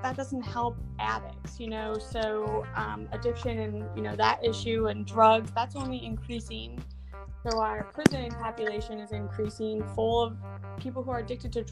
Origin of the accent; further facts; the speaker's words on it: Michigan, United States; moved away as an adult; now in Charleston, United States; I'm from Michigan, and I grew up in a very, very small town